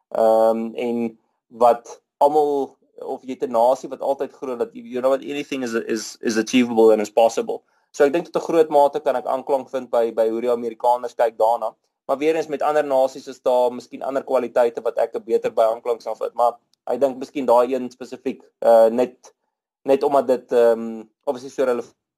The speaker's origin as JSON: {"language": "Afrikaans", "town": "Rustenburg", "region": "North West", "country": "South Africa", "tie": "born or raised there", "moved": "yes", "lives_now": "Midrand, South Africa", "said": "Ek is grootgeword in Rustenburg"}